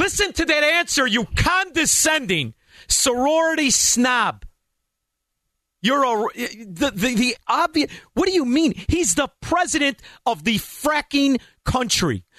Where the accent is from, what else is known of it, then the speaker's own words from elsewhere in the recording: Chicago, Illinois, United States; a Chicagoan, as somebody who used to be so proud to be from the city like Chicago